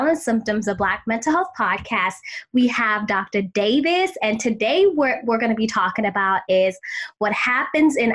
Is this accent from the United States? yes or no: no; South Africa; moved away; I was actually born and raised in South Africa